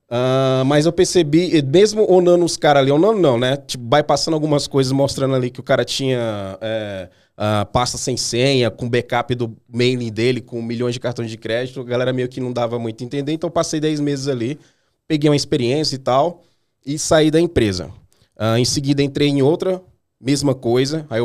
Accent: Maranhão, Brazil; moved away; É, eu vim do Maranhão, eu vim do Maranhão faz 13 anos, eu acho.

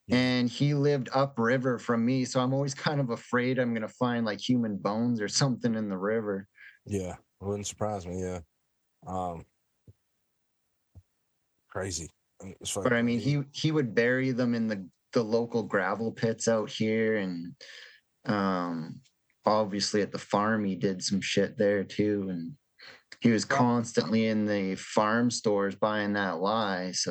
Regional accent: Canada

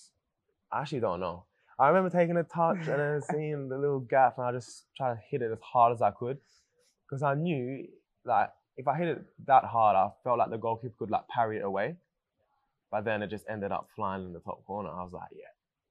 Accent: Paris, Île-de-France, France; I'm from Paris as well

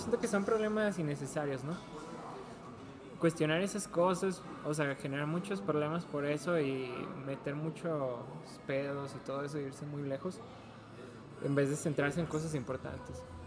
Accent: Mexico

